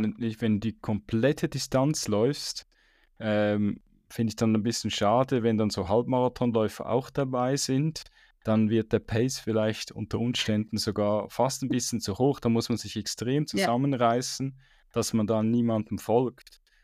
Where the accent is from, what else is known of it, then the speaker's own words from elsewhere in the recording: Switzerland; bei uns in der Schweiz